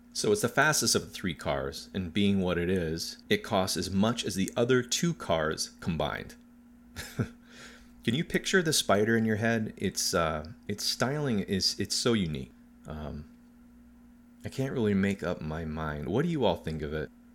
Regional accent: United States; as an American, and not a rich one

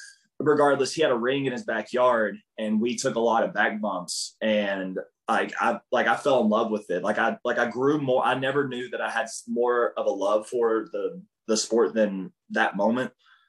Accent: Harold, Kentucky, United States; also born or lived in Pikeville, Kentucky; I was born in Pikeville, Kentucky, and that's very east as you can go, largest county in Kentucky if you've ever been there. But I'm originally born in, I used to live in Harold, Kentucky, and it's a really small town.

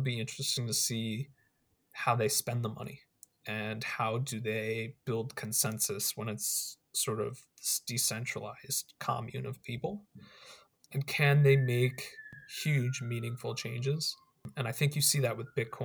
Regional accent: United States; I'm an American, I live in America right now

